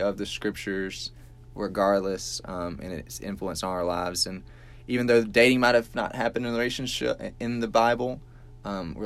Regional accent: Atmore, Alabama, United States; also born or lived in Montgomery, Alabama; I'm from Atmore, Alabama, so South Alabama.

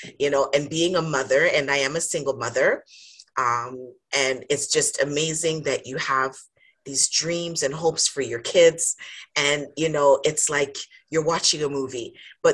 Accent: Jamaica; now in Canada; So I am Jamaican by birth. I have to think about it because I'm like, yes. But I've been in Canada for a lot of years.

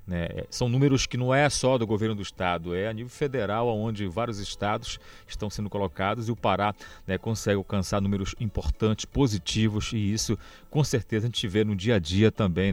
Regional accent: Pará, Brazil; nós enquanto paraenses

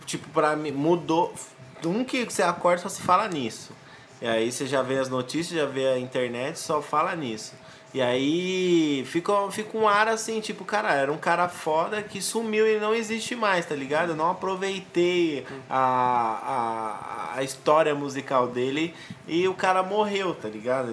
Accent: São Paulo, Brazil; now in Diadema, Brazil; Eu nasci em São Paulo e moro em Diadema. Eu convivo muito em São Paulo

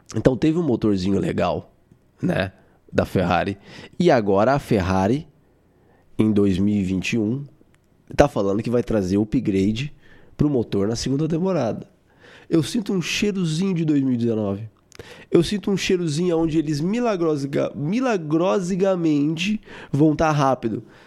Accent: Brazil; eu sou brasileiro

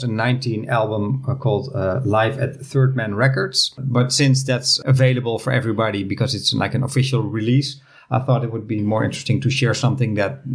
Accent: Netherlands; we're from the Netherlands.

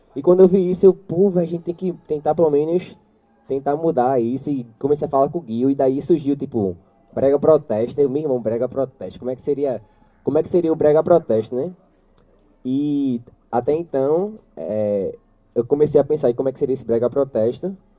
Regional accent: Jacaré community, Pernambuco, Brazil; eu sou lá do Jacaré, né? E eu fui crescendo

